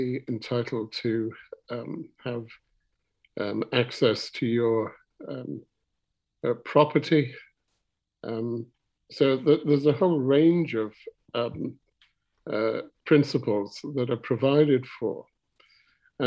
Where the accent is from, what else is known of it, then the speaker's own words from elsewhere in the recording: Ramsey, Isle of Man; moved away as an adult; also born or lived in Scotland / United States; I was born in Ramsey. I was born in Glen Olden, to be exact. Went to the grammar school in Ramsey